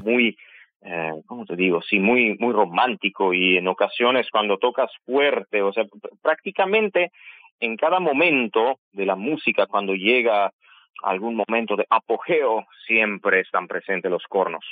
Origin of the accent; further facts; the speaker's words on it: Yerevan, Armenia; Spanish is a second language; moved away as an adult; also born or lived in Guayaquil, Ecuador; now in Quito, Ecuador; Yo soy de Yerevan, nací en Yerevan